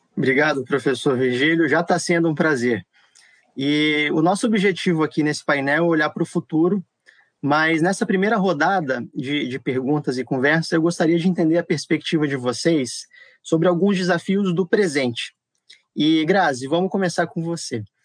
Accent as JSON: {"language": "Portuguese", "town": "Natal", "region": "Rio Grande do Norte", "country": "Brazil", "tie": "born or raised there", "said": "eu cresci em Natal, me formei no FRN, então tô, tô acostumado a falar simbora também"}